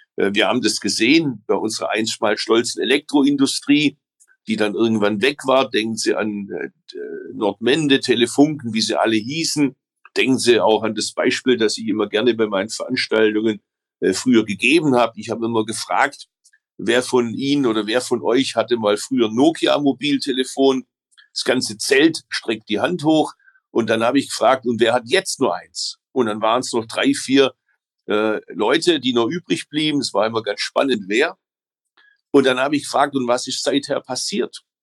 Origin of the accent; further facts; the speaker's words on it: Stuttgart, Baden-Württemberg, Germany; also born or lived in Berlin; bei uns in Stuttgart